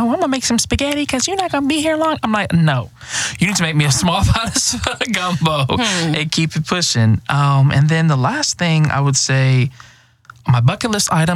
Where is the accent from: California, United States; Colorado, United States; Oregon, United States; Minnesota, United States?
Minnesota, United States; Minneapolis; moved away as an adult; also born or lived in Alabama; now in Louisiana, United States; I was born and raised in Minneapolis, Minnesota